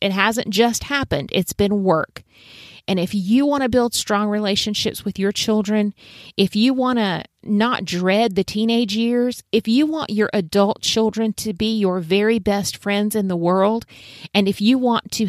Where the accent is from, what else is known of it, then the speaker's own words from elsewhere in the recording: South Carolina, United States; I was born and raised in the Lowcountry of South Carolina.